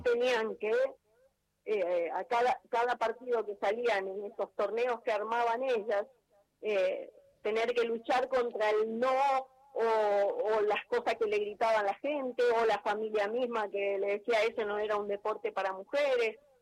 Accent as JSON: {"language": "Spanish", "town": "Saladas", "region": "Corrientes", "country": "Argentina", "tie": "born or raised there", "moved": "yes", "lives_now": "Buenos Aires, Argentina", "said": "los muchachos acá en mi pueblo siempre me hicieron parte de, sus partidos de fútbol"}